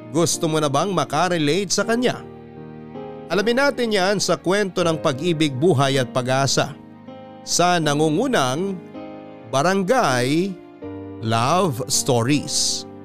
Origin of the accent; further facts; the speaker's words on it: Mexico, Central Luzon, Philippines; Tubong Mexico, Pampanga po ako papadudot at lumaking kasakasama ang nanay Mandy ko noon.